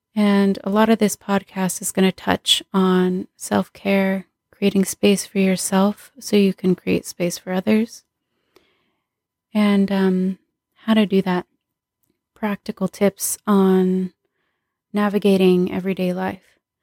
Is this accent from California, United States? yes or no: yes; Southern California, United States; I was born and raised in Southern California